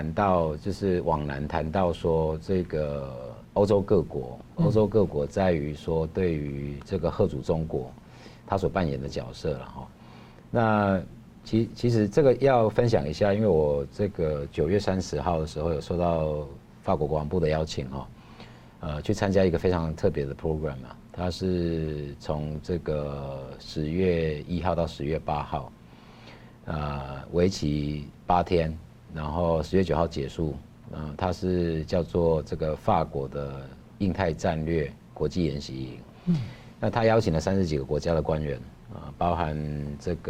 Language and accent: Chinese; Taiwan; 那我跟他聊了蛮多，他知道我是台湾来了之后，我们就交换了一些意见嘛。